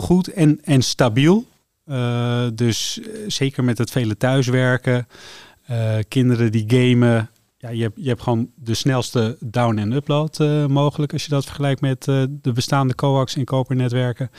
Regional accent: Amsterdam, North Holland, Netherlands; moved away as an adult; now in Laren, Netherlands; ik kom uit Amsterdam

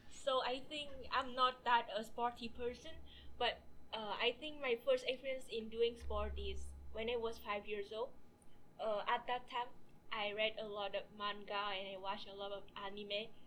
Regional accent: Vietnam; moved away; I'm from Vietnam.

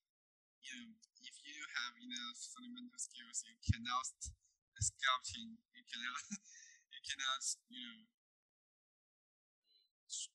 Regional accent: Beijing, China; moved away; Beijing, China. It's my hometown

